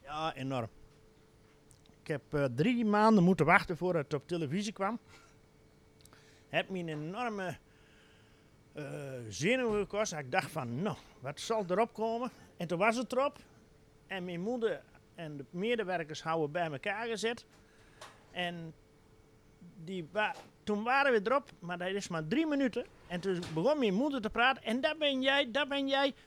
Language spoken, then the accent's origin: Dutch; Wehl, Gelderland, Netherlands; also born or lived in Doetinchem; wij komen uit Veel